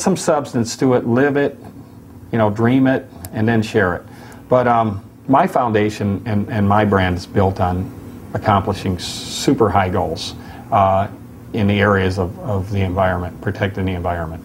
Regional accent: Michigan, United States; moved away as an adult; also born or lived in Florida; now in Laguna Beach, United States; when I was a kid growing up in Michigan

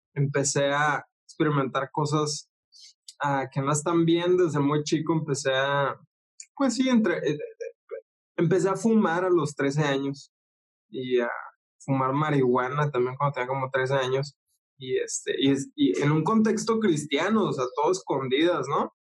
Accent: Ciudad Juárez, Chihuahua, Mexico; moved away as an adult; now in Tijuana, Mexico; soy de Ciudad Juárez, Chihuahua, acá en México. Ah, pero ahorita vivo en Tijuana, Baja California

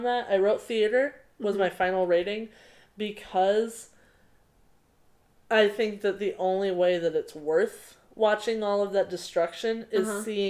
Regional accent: United States; as an American

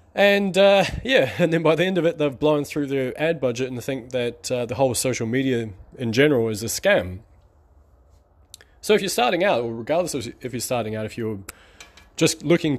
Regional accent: New Zealand; Or actually, I'm from New Zealand, so we have a black and white bird called a magpie.

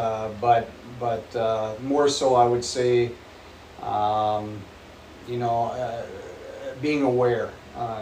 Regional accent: North Dakota, United States; moved away; also born or lived in Grand Rapids; I'm a North Dakota boy, very proud of it

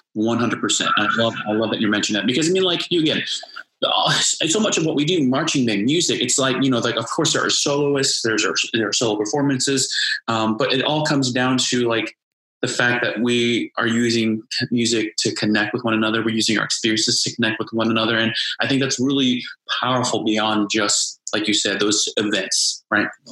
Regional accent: Indianapolis, Indiana, United States; moved away; I'm originally from Indianapolis

